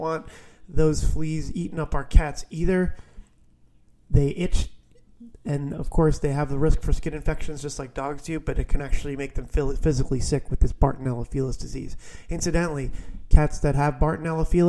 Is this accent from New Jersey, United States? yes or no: yes; New Jersey, United States; one of my dogs growing up in New Jersey